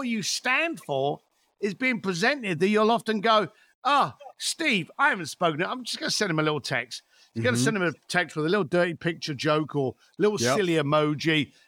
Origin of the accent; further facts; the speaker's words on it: London, United Kingdom; The lovely sunny hills of East London.